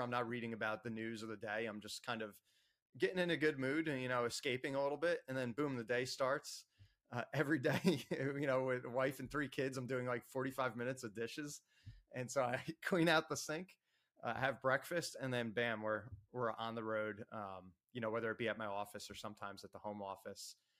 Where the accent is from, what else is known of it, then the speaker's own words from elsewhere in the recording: Ocean Township, New Jersey, United States; I was uh, born and raised in Ocean Township, New Jersey.